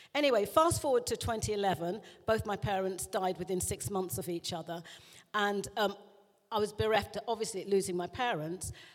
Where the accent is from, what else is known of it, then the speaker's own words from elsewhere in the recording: South East England, United Kingdom; also born or lived in London; I was born in London, but went out to the home counties in, by the age of three